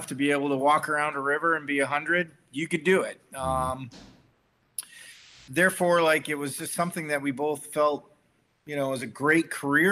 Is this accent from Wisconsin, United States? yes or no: yes; Wisconsin, United States; moved away as an adult; also born or lived in Montana; I actually grew up in Wisconsin